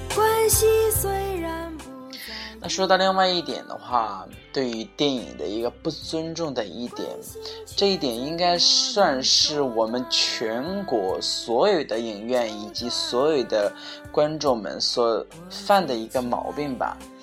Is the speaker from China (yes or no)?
yes; China; 我们中国人